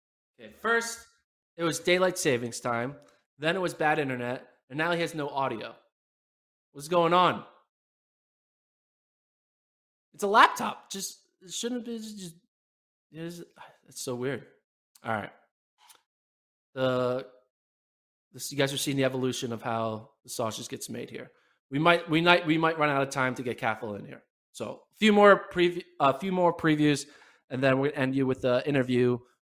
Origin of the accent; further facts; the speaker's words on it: United States; as an American